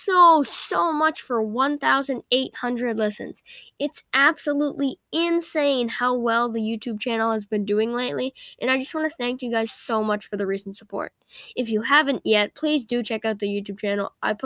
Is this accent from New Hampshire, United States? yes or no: yes; New Hampshire, United States; I live in New Hampshire